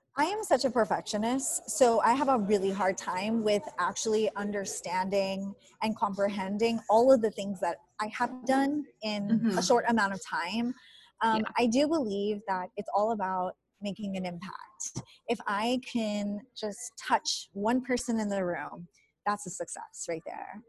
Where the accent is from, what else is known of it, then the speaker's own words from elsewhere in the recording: Rio Grande Valley, Texas, United States; now in San Antonio, United States; I was born and raised in the Rio Grande Valley, so I lived on the border and coming to San Antonio, that's like a big city